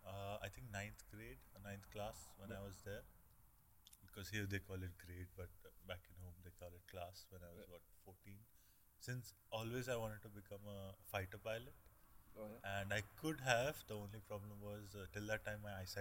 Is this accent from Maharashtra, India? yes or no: no; Delhi, India; moved away